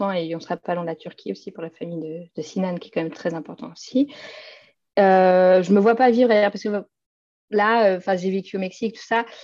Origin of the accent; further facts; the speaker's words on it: Innsbruck, Tyrol, Austria; French is a second language; now in Vienna, Austria; Euh, je ne me verrais pas habiter ailleurs en Autriche, de toute façon. je viens d'Innsbruck, mais je ne me verrais pas retourner.